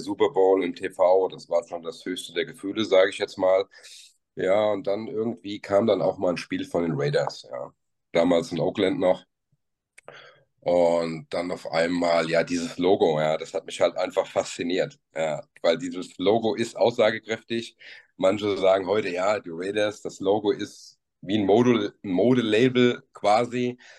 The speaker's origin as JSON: {"language": "German", "area": "near Frankfurt, Bad Homburg, near Giessen", "region": "Hesse", "country": "Germany", "said": "ich komme aus dem schönen Hessenland, ähm, Nähe bei Frankfurt, Bad Homburg, also bei Gießen"}